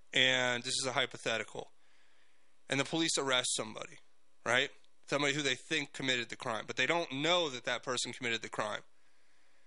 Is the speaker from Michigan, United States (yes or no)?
no; South Florida, United States; I grew up in South Florida